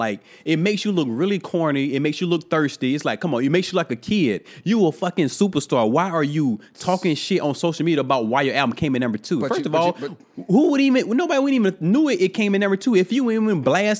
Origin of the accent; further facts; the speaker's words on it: New York, United States; being a New Yorker, however you wanna say it was, it's still not right to talk to people like that.